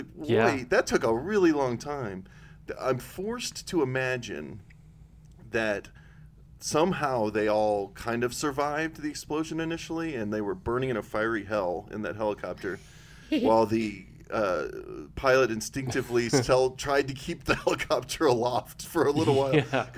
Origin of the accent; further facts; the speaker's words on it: Wisconsin, United States; I'm from Wisconsin.